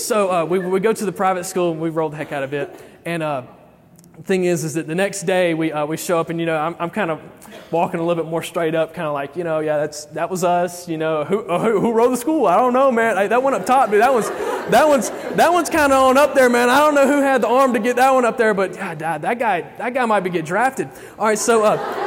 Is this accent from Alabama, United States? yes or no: yes; Alabama, United States; I am from Alabama